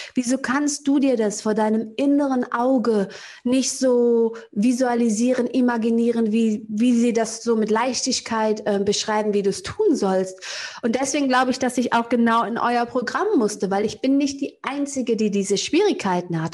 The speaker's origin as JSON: {"language": "German", "town": "Cologne", "region": "North Rhine-Westphalia", "country": "Germany", "tie": "born or raised there", "said": "aus Köln-Kalk, da wo ich herkomme"}